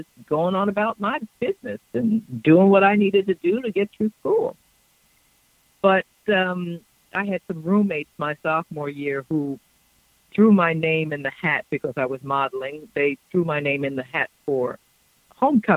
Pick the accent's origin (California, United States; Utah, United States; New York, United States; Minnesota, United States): New York, United States; growing up in New York, where I was raised in a multicultural situation with people from all over the world